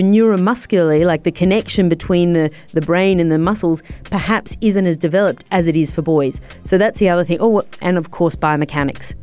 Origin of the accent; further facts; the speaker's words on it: Australia; I'm Australian.